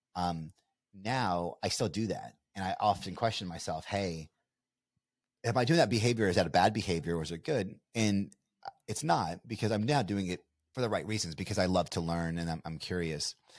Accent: Bardstown, Kentucky, United States; I'm a you know small town kid from uh, you know Nowheresville, USA. You know, we're from Bardstown, Kentucky, bourbon capital of the world.

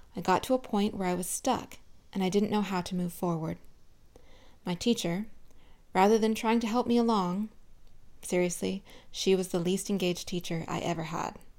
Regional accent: Southern California, United States; I grew up in Southern California

